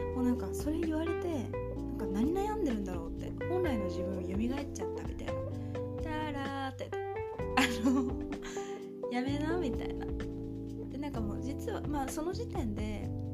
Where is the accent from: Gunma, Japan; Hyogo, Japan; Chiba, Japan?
Gunma, Japan; 私群馬出身なんですけど